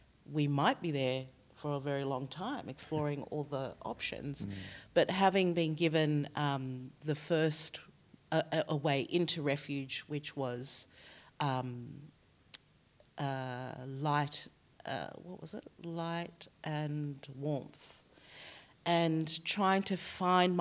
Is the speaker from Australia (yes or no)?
yes; Australia; I was born here in Australia